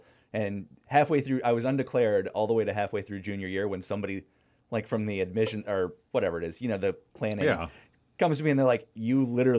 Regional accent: Florida, United States; My family, like, I'm from Florida, but a couple years before that, the whole family was from Pittsburgh.

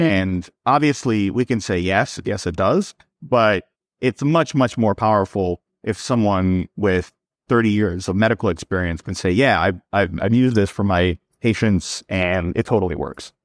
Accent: New York, United States; also born or lived in Serbia; I was born in Serbia. I moved to New York when I was six years old, so I grew up in New York

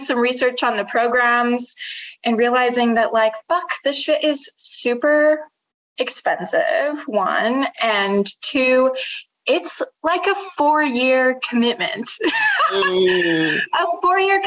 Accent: Utah, United States; moved away as an adult; now in New York City, United States; I'm originally from Utah, but I've been in New York now for 2 years

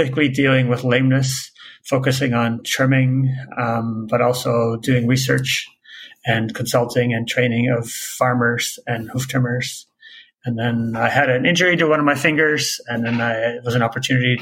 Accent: Netherlands; now in Canada; I'm originally actually from Holland, went to vet school in Canada

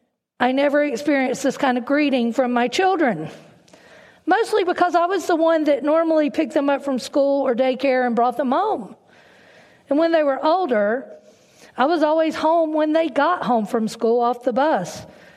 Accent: North Carolina, United States; accent: southern twang; now in Northern Virginia, United States; I was born and raised in North Carolina, and so there's a little bit of a southern twang in my voice. My husband Todd and I have lived in Northern Virginia for almost 30 years.

